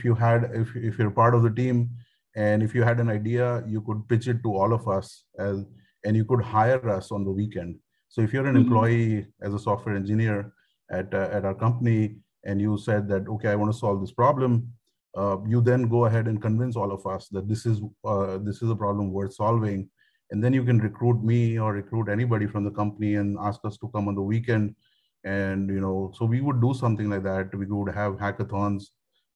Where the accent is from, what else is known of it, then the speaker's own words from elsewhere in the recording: Mumbai, Maharashtra, India; also born or lived in United States; I grew up in Mumbai. I am a thorough Mumbai born